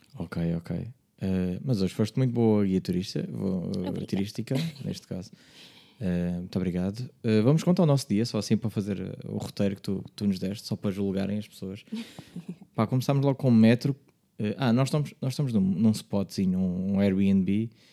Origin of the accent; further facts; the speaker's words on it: Margem Sul, Lisbon, Portugal; não sou de Lisboa, sou da margem sul